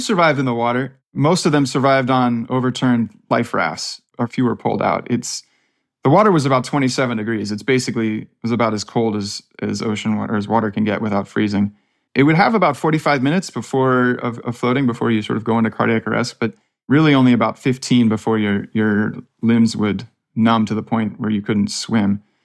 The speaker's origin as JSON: {"language": "English", "town": "Palo Alto", "region": "California", "country": "United States", "said": "I'm just from Palo Alto, so about as far from the ranch as, as you can get"}